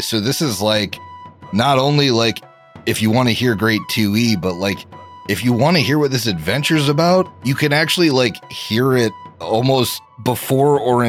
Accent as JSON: {"language": "English", "town": "Philadelphia", "region": "Pennsylvania", "country": "United States", "moved": "yes", "lives_now": "Columbus, United States", "said": "I'm from Philly."}